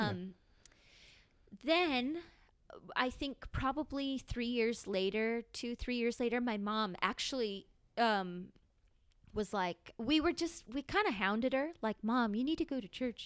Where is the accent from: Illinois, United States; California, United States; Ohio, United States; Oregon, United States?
California, United States; San Diego; I grew up here in San Diego